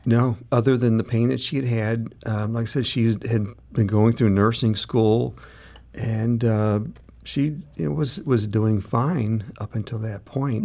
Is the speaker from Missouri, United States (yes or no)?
yes; St. Louis, Missouri, United States; we both grew up in, uh, in North County